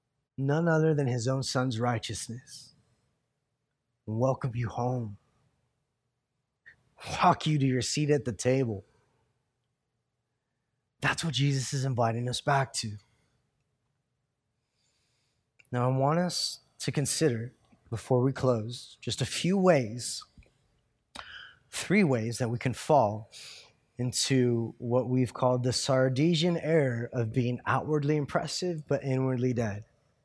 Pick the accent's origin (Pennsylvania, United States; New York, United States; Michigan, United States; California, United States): California, United States; born there; I was born in California, and so therefore I'm American.